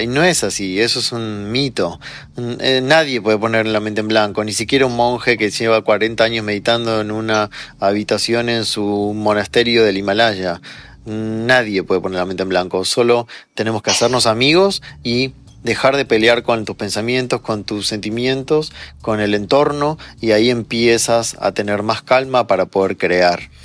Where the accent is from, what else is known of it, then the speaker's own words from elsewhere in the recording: Argentina; moved away as an adult; also born or lived in Chile; now in Mexico; nací en Argentina, luego viví un año en Chile y de ahí nos vinimos a México con mi esposa y mi hijo